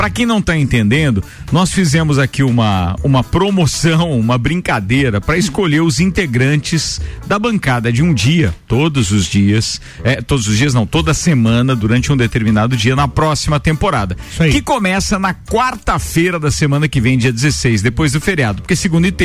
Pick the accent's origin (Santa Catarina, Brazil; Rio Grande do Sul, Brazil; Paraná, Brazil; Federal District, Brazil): Santa Catarina, Brazil; Bom Retiro; quando era criança pequena lá no Bom Retiro